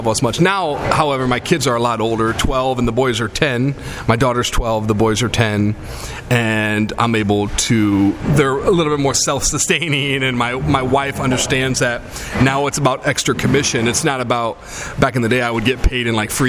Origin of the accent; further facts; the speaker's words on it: United States; I grew up in the Quad Cities.